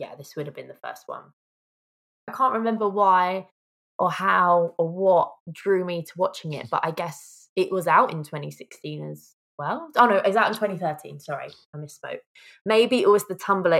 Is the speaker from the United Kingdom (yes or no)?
yes; United Kingdom; I say that I'm obviously from the UK.